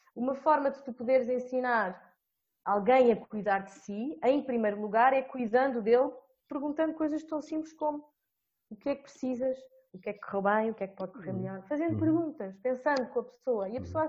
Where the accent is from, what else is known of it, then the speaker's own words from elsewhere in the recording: Portugal; enquanto portuguesa e analisando a minha realidade, que é Portugal